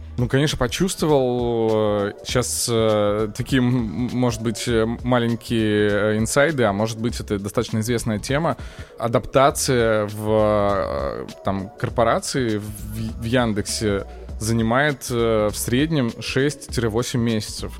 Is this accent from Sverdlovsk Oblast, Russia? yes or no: yes; Yekaterinburg, Sverdlovsk Oblast, Russia; moved away as an adult; я из Екатеринбурга и учился в местном университете